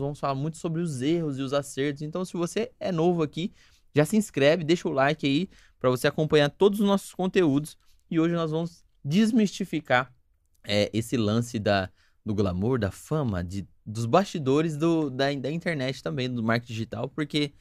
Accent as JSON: {"language": "Portuguese", "town": "Sumaré", "region": "São Paulo", "country": "Brazil", "tie": "born or raised there", "said": "Eu não sou nascido, mas eu sou criado em Sumaré"}